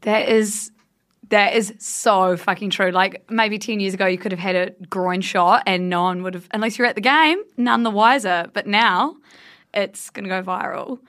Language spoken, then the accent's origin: English; Blenheim, Marlborough, New Zealand; my hometown, Blenheim, which is a very small place in the South Island of New Zealand